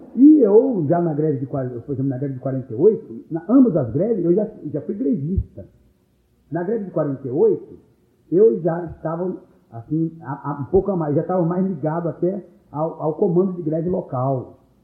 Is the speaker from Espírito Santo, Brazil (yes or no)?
yes; Cachoeiro de Itapemirim, Espírito Santo, Brazil; moved away; nós somos muito orgulhosos de Cachoeiro